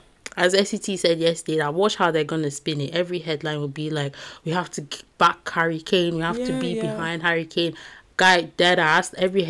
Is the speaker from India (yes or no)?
no; United Kingdom